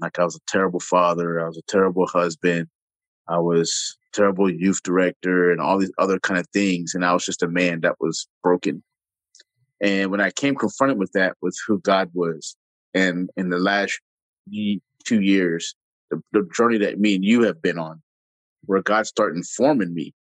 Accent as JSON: {"language": "English", "town": "Jacksonville", "region": "Florida", "country": "United States", "moved": "yes", "said": "I'm a city boy. I come from Jacksonville"}